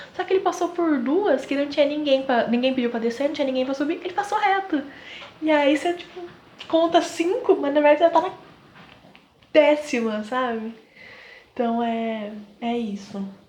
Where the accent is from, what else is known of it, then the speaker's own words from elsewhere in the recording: Southeast, São Paulo, Brazil; nós somos do Sudeste, São Paulo